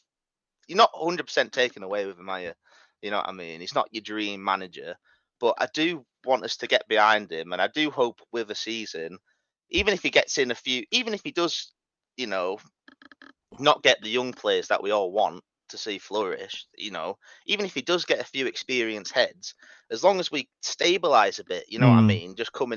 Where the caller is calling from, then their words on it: North West England, United Kingdom; I live up in Cumbria, Lake District.